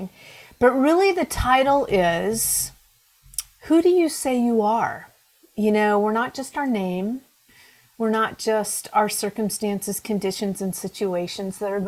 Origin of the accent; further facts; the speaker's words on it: Pacific Northwest, United States; born and raised in the Pacific Northwest, that's me